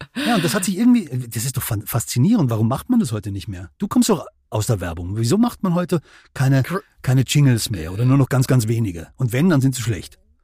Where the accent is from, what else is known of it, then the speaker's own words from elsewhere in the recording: Germany; wir als Deutsche